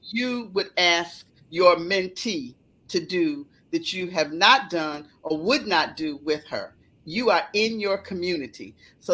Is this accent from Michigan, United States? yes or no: yes; Detroit, Michigan, United States; moved away as an adult; also born or lived in Chicago, Illinois; I'm a girl from Detroit